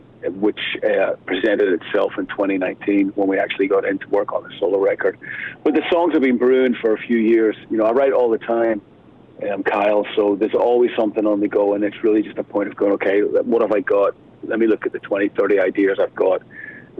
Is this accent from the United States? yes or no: no; Belfast, Northern Ireland, United Kingdom; growing up in Northern Ireland in Belfast, you know, when I was a kid